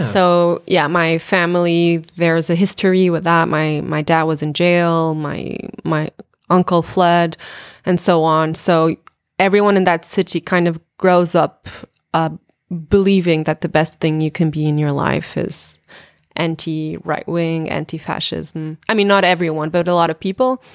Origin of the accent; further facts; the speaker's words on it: Portugal; in my hometown